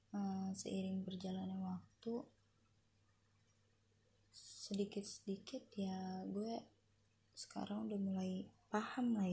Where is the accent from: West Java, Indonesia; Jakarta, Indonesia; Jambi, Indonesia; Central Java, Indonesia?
West Java, Indonesia; Depok; born there; Eh, gue itu lahir di Depok. Adik gue juga sama lahir di Depok.